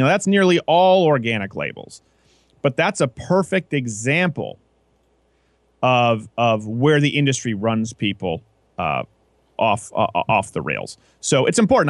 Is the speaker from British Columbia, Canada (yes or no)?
no; Quebec, Canada; moved away; also born or lived in Michigan; where I was raised in Quebec